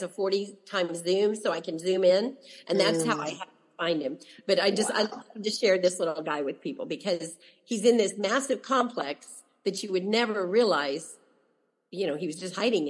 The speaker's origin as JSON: {"language": "English", "town": "Dayton", "region": "Ohio", "country": "United States", "said": "I'm from Dayton, Ohio, and I had been there as a child"}